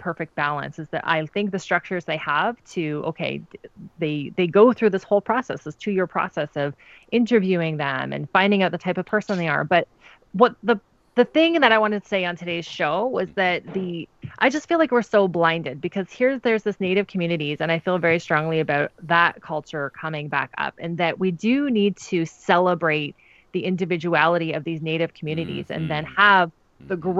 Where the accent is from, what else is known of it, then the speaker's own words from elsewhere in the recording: Goderich, Ontario, Canada; I'm coming back to Goderich, 8,000 people, my hometown